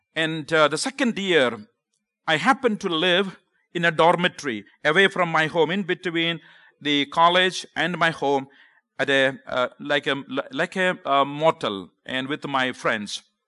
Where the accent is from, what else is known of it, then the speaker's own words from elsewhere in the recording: Kerala, India; accent: Southern; English is a second language; moved away as an adult; now in United States; I grew up in South India, the state called Kerala.